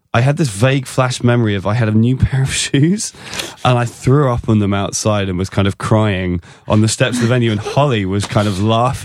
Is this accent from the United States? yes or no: no; England, United Kingdom; as an Englishman I would call it poor form.